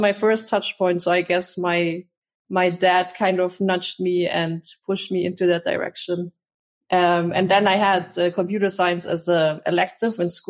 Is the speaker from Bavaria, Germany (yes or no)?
yes; Munich, Bavaria, Germany; I grew up in Munich, so in the south of Germany.